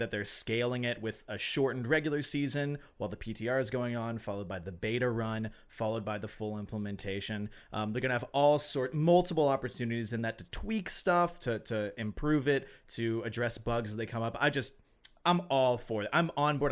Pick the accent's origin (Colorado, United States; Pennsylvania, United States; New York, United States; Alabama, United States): Alabama, United States; now in Minnesota, United States; I'm from Alabama